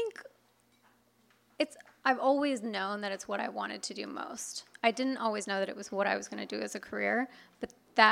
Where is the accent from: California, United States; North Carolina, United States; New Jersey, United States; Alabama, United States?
California, United States; Inland Empire, Southern; growing up where I grew up in the Inland Empire, it's definitely a red county